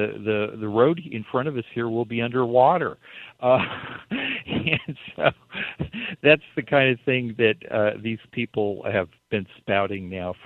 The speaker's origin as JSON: {"language": "English", "town": "Baker City", "region": "Oregon", "country": "United States", "tie": "born or raised there", "said": "I was a teenager growing up in Baker City"}